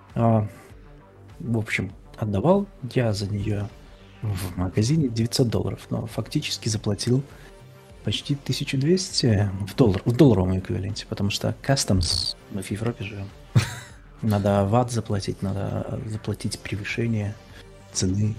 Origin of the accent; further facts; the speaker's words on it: Belarus; moved away; я из Беларуси